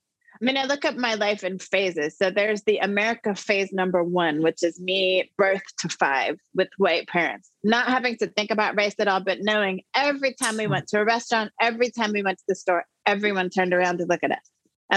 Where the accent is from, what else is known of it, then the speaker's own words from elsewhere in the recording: Saint Paul, Minnesota, United States; born there; But now when I tell people I was born in St. Paul, Minneapolis, I mean, it means something different right now, right?